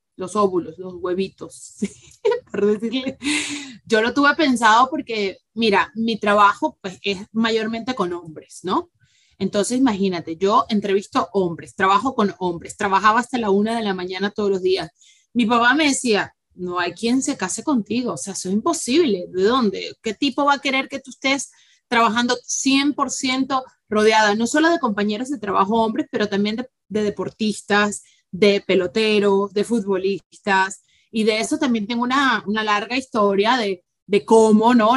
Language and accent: Spanish; Venezuela; moved away as an adult; todo el mundo espera que las venezolanas seamos unas muñecas